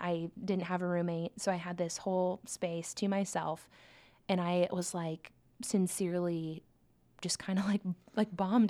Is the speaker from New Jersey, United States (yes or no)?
no; Omaha, Nebraska, United States; also born or lived in Lincoln, Nebraska; I grew up in Omaha, Nebraska. So I've, I've lived in Nebraska uh, my whole life